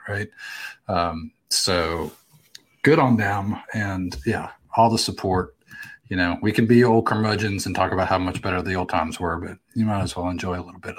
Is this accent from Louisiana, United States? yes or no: yes; New Orleans, Louisiana, United States; moved away; I'm from New Orleans